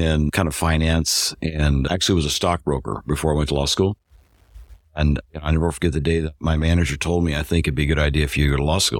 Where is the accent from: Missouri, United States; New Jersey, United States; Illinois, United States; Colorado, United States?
Missouri, United States; I'm originally from Missouri. Grew up on a farm in north central Missouri.